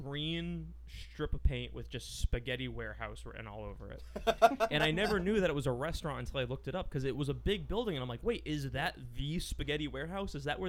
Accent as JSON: {"language": "English", "town": "Newtown", "region": "Connecticut", "country": "United States", "said": "So I'm from Newtown in Connecticut"}